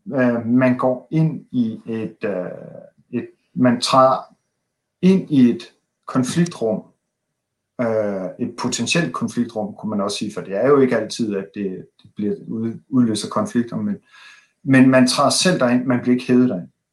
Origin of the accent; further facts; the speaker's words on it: Denmark; som danskere